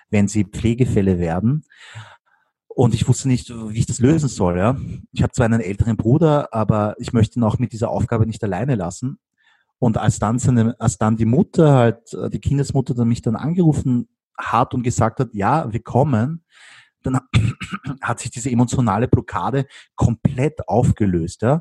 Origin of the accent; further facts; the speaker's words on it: Vienna, Austria; ich liebe Wien, Wien ist meine Heimat und habe auch meine Freunde und meine Familie hier.